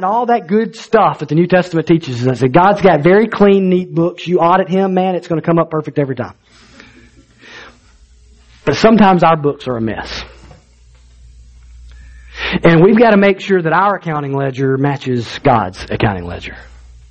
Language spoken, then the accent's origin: English; Alabama, United States; I grew up in Alabama